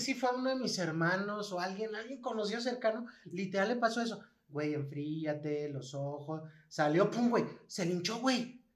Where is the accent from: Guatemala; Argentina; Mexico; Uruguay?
Mexico